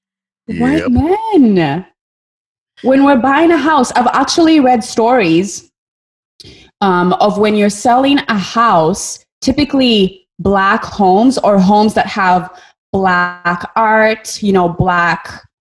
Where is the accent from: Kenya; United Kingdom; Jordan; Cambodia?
Kenya; moved away; I grew up in Kenya. I grew up in a very monocultural country.